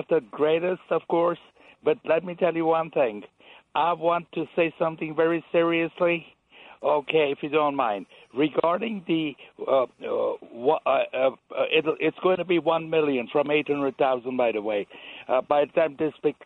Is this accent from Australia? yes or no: no; Georgia; now in United States; I was born in the Soviet Union